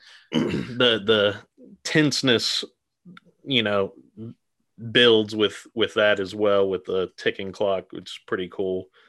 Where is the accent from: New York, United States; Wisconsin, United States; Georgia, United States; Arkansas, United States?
Georgia, United States; we're both from Georgia